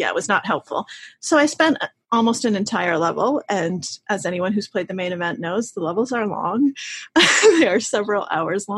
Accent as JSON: {"language": "English", "country": "Russia", "tie": "born or raised there", "moved": "yes", "said": "my family's Russian. I was born in Russia"}